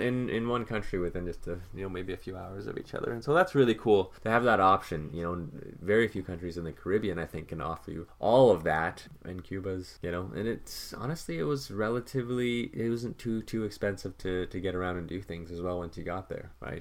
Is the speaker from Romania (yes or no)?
no; Canada; as a Canadian